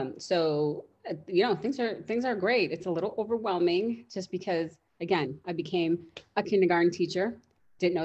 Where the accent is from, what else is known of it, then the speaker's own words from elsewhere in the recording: Chicago, Illinois, United States; now in Schaumburg, United States; I'm from Chicago, but yeah, I'm in Schaumburg